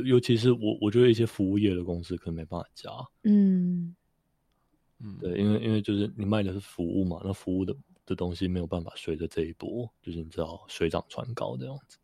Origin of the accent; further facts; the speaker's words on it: Taiwan; 我们台湾人